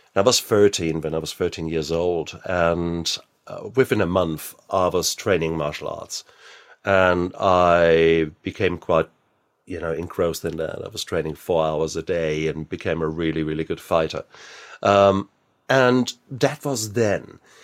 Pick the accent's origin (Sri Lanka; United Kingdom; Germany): Germany; being German. I was born in sixty-six, so, and I was born in the American occupied zone